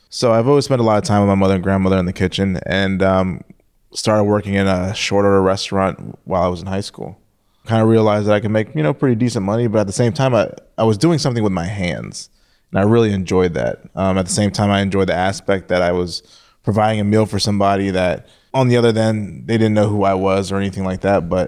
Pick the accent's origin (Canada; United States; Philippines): Philippines; born there; in the Philippines. Um, my mother's from the Philippines, and um, my my father's side of the family they're Jamaican.